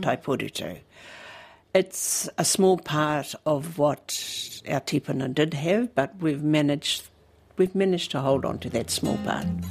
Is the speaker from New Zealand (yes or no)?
yes; Paparatu, Hawke's Bay, New Zealand; also born or lived in Wairoa; now in Mahia, New Zealand; I was born in Wairoa and we moved to a place called Paparatu in 1961. I turned nine the day after we moved. And and Paparatu was really my home for a very long time. It was it was the home of my childhood, really